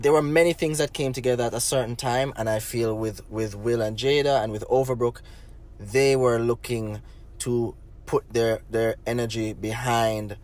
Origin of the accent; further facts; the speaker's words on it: Negril, Westmoreland, Jamaica; I grew up in Negril